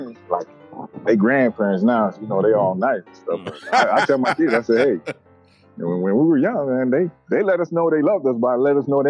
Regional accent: U.S. Virgin Islands; moved away as an adult; For me, well, you know, I'm from the Virgin Islands, born and raised, stayed there. You know, I left to join the Army when I was 20 years old.

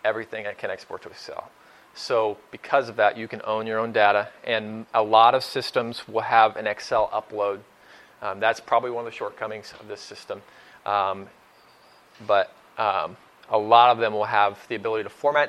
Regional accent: Oklahoma, United States; also born or lived in Northeast Ohio; now in Ohio, United States; I'm from Oklahoma originally, so when I moved to Northeast Ohio

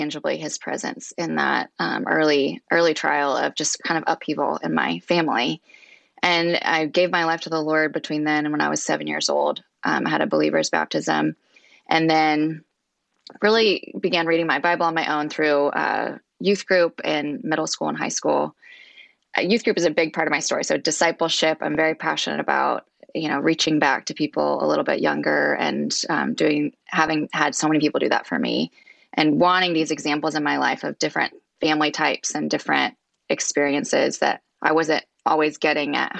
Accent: Wichita, Kansas, United States; moved away as an adult; also born or lived in Washington State; now in Northern Virginia, United States; I grew up in Wichita, Kansas, so very far from where I'm at now in Virginia.

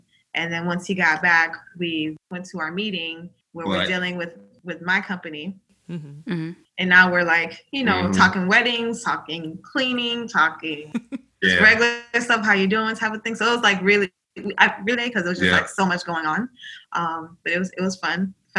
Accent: South Florida, United States; I am from South Florida. I am of Caribbean descent.

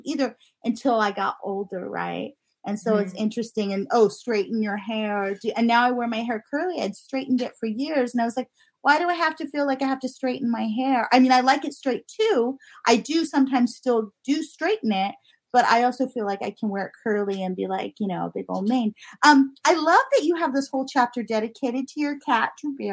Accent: Southern California, United States; moved away; also born or lived in Houston; I grew up in SoCal

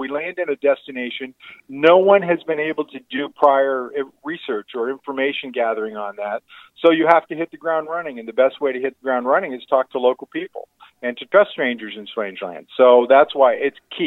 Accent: Michigan area, United States; I'm from the Michigan area

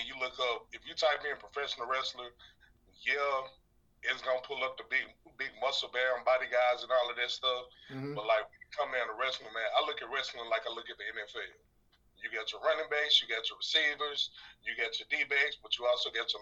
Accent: Little Rock, Arkansas, United States; I'm from Little Rock, Arkansas

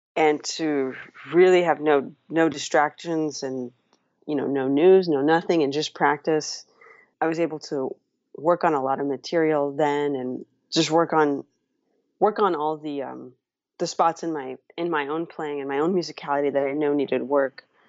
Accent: Los Angeles, California, United States; when I was growing up in Los Angeles

